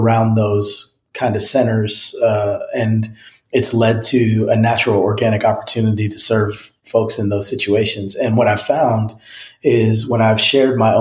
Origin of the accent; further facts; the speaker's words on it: New Jersey, United States; now in Franklin, United States; I grew up in New Jersey